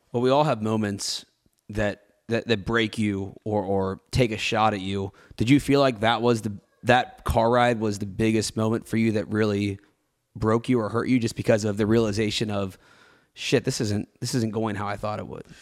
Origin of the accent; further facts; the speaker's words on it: Cincinnati, Ohio, United States; I grew up in Cincinnati